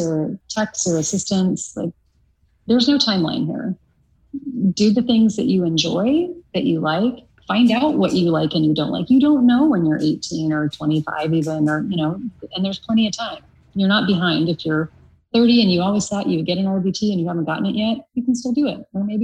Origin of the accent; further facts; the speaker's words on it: United States; moved away as an adult; also born or lived in Oklahoma / Kansas; now in California, United States; I grew up in Kansas and Oklahoma